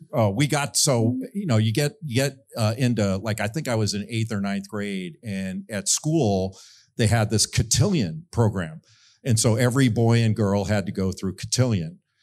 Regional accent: Rolling Hills, California, United States; moved away; I grew up in a beautiful area of Southern California in Rolling Hills

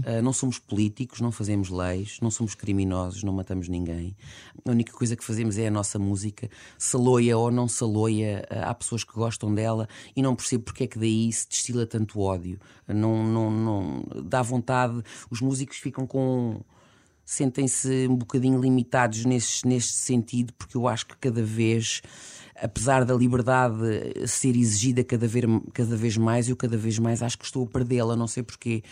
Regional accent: Alcobaça, Leiria District, Portugal; o Cherky, que é meu conterrâneo, da Alcobaça

